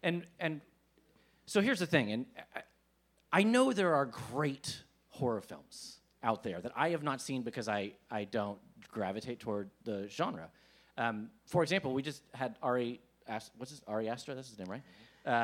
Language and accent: English; Texas, United States; I'm from Texas